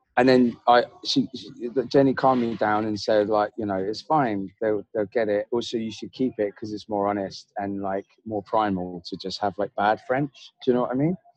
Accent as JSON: {"language": "English", "area": "Devon", "region": "South West England", "country": "United Kingdom", "tie": "born or raised there", "said": "I grew up in Devon, which is like a village"}